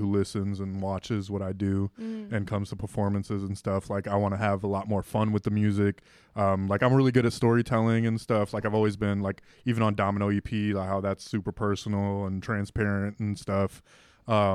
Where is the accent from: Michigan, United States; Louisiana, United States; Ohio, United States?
Ohio, United States; Elyria; moved away as an adult; also born or lived in Puerto Rico / Lorain, Ohio; now in Pittsburgh, United States; Lorain, Ohio when I was 3 months, and then when I was 4 I moved to Elyria